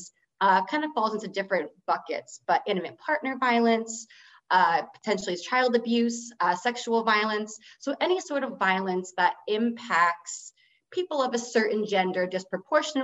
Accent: New Jersey, United States; moved away as an adult; also born or lived in Michigan; I am from New Jersey originally

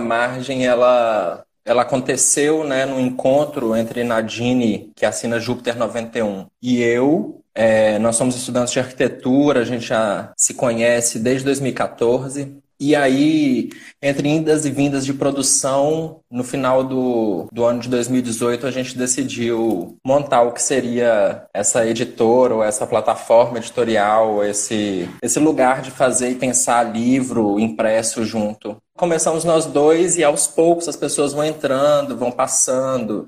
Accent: Betim, Minas Gerais, Brazil; now in Bahia, Brazil; eu cresci em Citrolândia, cresci dentro desse contexto de favela

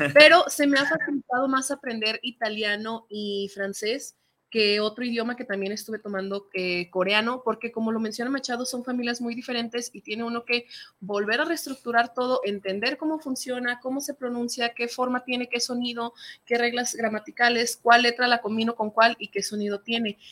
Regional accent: Mexico; first language Spanish; soy latina, porque soy mexicana

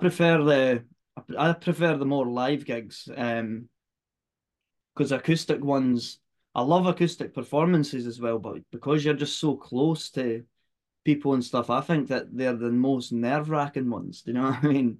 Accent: Fife, Scotland, United Kingdom; we're from Fife, that's no far from each other at all

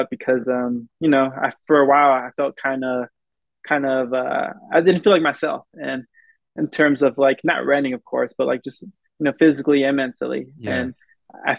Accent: United States; I'm as American as anybody else here, but you know, this is where I grew up. This is my home.

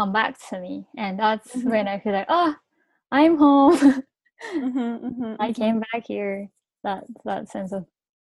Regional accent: Thailand; now in Japan; During my time in Thailand, I grew up in Japanese neighborhood, learning mm-hmm. Japanese culture, speaking mm-hmm. Japanese.

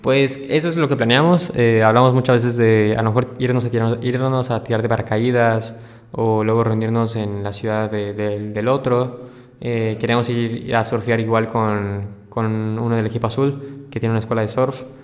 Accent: Mérida, Yucatán, Mexico; soy, soy una, persona de Mérida, Yucatán, tranquilo

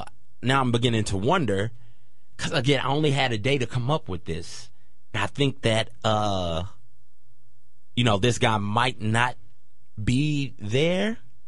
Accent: Clarksville, Tennessee, United States; I grew up in Clarksville, Tennessee. Spent about 7 years in Clarksville, Tennessee.

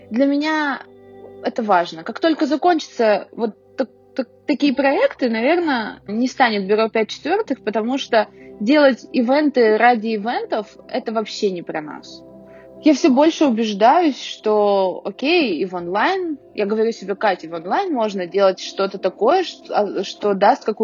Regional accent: Urals, Russia; я думаю, да, да, мы не отстаем от Москвы, потому что мы уральцы.

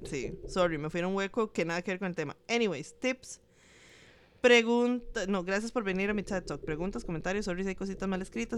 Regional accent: Jacó, Puntarenas, Costa Rica; Yo soy de Jacob

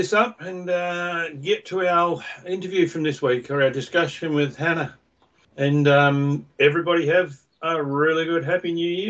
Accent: Perth, Western Australia, Australia; moved away as an adult; now in New Zealand; I'm from Perth anyway

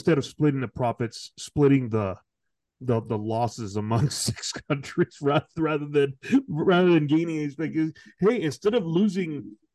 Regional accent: California, United States; growing up in California

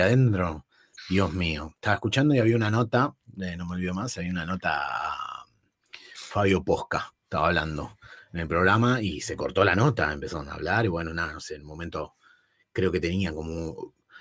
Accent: San Fernando, Buenos Aires Province, Argentina; Yo, soy de zona norte, yo soy de San Fernando, de Virreyes

